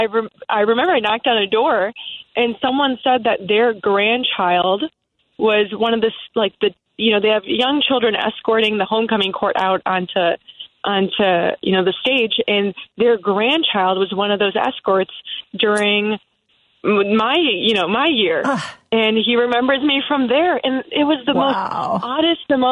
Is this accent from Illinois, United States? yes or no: yes; Palatine, Illinois, United States; I was born and raised in Palatine. I grew up there